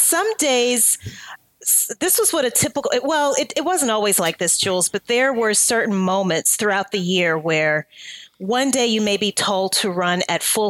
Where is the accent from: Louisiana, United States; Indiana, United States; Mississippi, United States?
Louisiana, United States; moved away as an adult; also born or lived in New Orleans, Louisiana; I'm from Louisiana